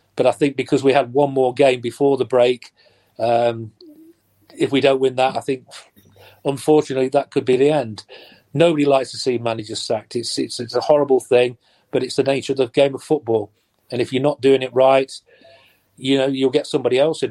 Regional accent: Nottingham, East Midlands, United Kingdom; born or raised there

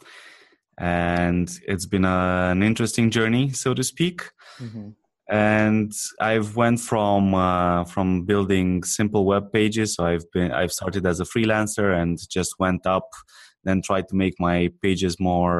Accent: Romania; I'm not from America. So I come from Romania.

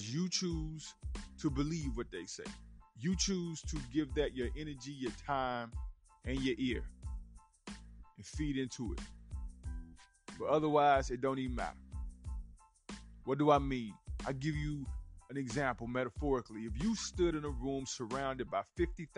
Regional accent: the South, United States; accent: country; I'm from the South, man. I get a little country with it

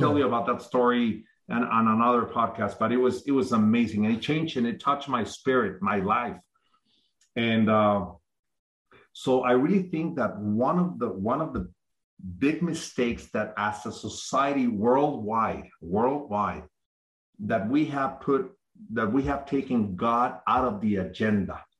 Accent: Mexico; I'm from Mexico. Mm-hmm. I was born and raised in Mexico

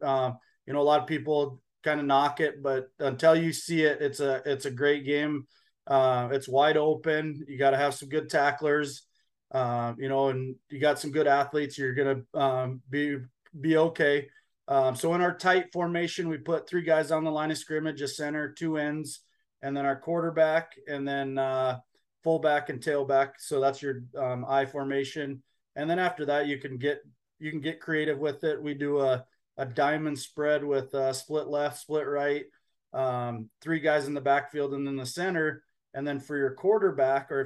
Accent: Scobey, Montana, United States; also born or lived in Bridger, Montana; now in Billings, United States; I grew up in Scobie and played eight man football

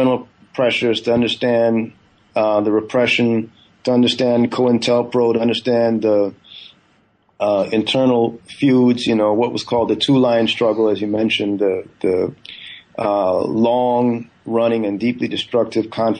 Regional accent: Northern California, United States; also born or lived in Guyana; I was born in Guyana in the 70s and grew up, you know, my family moved to the U.S. I grew up in Northern California

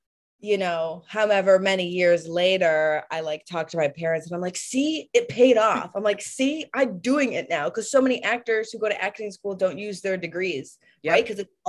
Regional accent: Hartford, Connecticut, United States; moved away as an adult; I'm from Hartford, Connecticut.

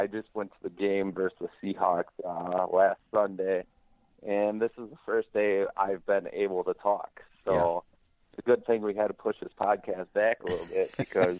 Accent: Green Bay, Wisconsin, United States; now in southwestern Wisconsin, United States; Well, I'm originally from Green Bay, but I live in a city in southwestern Wisconsin right now.

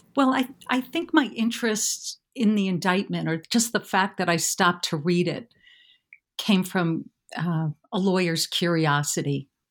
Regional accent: New York City, New York, United States; I grew up in and around New York City

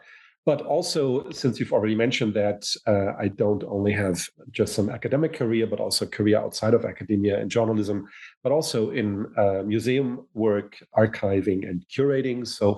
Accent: Hamburg, Germany; English is a second language; also born or lived in United States; I come from Germany, born in Hamburg, but I've spent my adult life pretty much half in the United States, half in Germany.

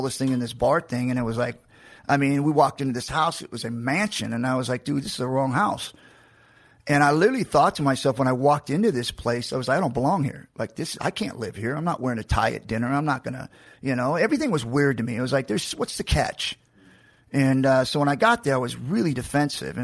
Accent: Macon, Georgia, United States; I was born in Georgia, in Macon

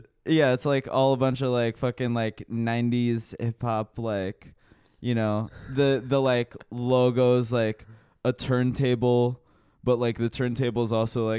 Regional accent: Washington, District of Columbia, United States; moved away; And I'm from D.C.

